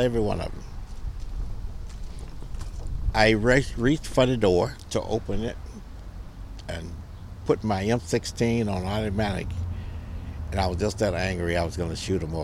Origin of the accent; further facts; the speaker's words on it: Mississippi, United States; I'm from Mississippi